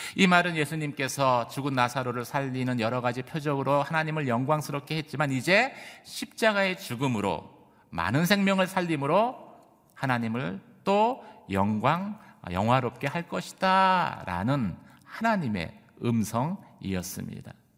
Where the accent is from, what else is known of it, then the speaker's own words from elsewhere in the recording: South Korea; 저희 한국 사람이다 보니까